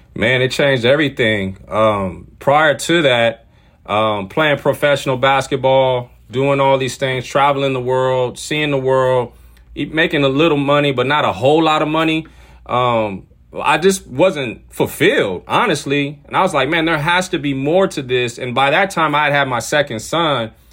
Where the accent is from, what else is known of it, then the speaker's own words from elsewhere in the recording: San Diego, California, United States; also born or lived in Washington / Ukraine; I grew up in San Diego, California, where I currently live right now